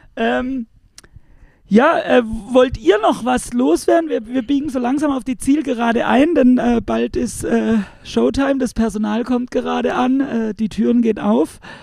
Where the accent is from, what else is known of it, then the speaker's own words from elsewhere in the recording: Pforzheim, Baden-Württemberg, Germany; ich selbst komme ja hier aus der Gegend, äh, genauer gesagt um, um, Pforzheim rum